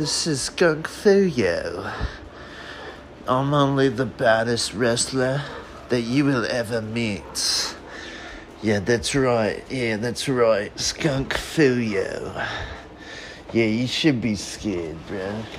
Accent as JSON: {"language": "English", "country": "Australia", "said": "Yeah, just because I'm Australian doesn't mean I can't do the accent of America."}